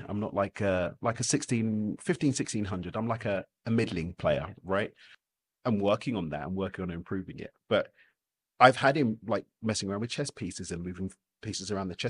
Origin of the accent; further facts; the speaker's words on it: London, United Kingdom; I'm loyal to my local team, yeah, East London.